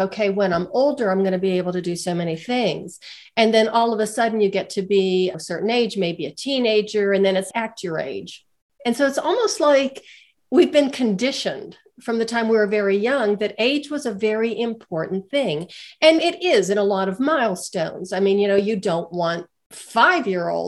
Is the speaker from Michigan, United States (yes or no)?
no; Western Pennsylvania, United States; moved away as an adult; also born or lived in Pittsburgh, Pennsylvania; now in Colorado, United States; I'm from a small steel town in Western Pennsylvania